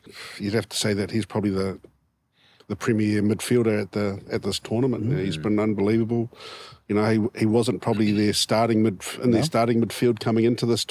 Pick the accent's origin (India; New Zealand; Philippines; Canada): New Zealand; Wellington; I'm from Wellington